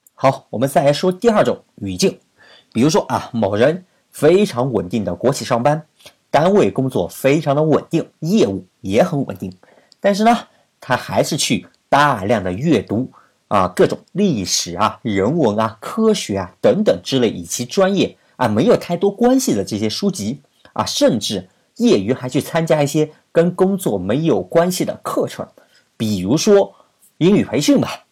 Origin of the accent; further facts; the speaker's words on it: China; 我们中国的学生